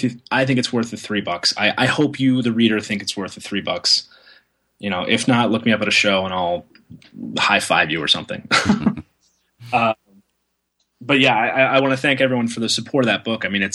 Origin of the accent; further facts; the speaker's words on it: Tulsa, Oklahoma, United States; moved away; it's like an anime manga comics show in my hometown of Tulsa, Oklahoma